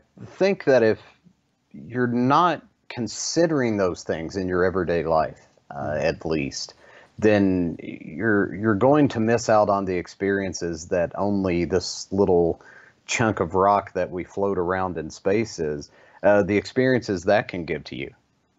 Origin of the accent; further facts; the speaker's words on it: Kentucky, United States; I remember growing up in East Kentucky and being very poor but still being very happy.